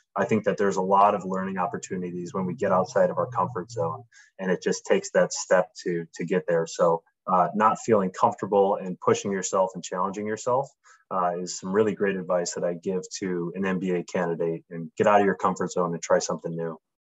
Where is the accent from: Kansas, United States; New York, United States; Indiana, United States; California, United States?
New York, United States; Buffalo; I'm born and raised in Buffalo, New York.